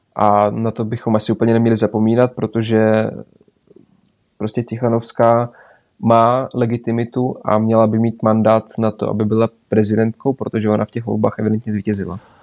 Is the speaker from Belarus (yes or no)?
yes; Belarus; also born or lived in Adršpach, Czech Republic; now in Czech Republic